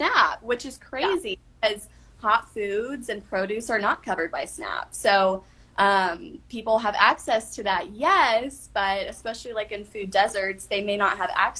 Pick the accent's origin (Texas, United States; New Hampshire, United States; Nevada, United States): Texas, United States; Dallas; moved away as an adult; now in Oxford, United States; I'm based out of Oxford, but I'm from Dallas, Texas